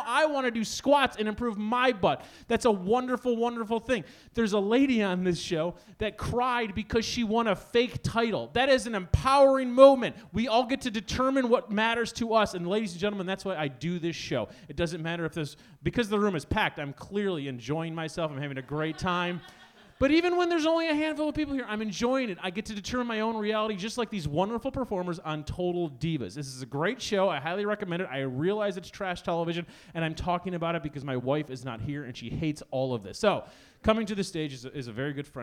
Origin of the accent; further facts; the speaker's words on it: Chicago, Illinois, United States; We're both from Chicago.